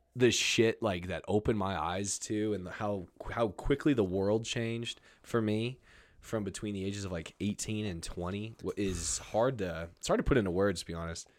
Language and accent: English; Albuquerque, New Mexico, United States; moved away; also born or lived in Nashville / Los Angeles; I'm born and raised in Albuquerque and I've lived in Nashville and L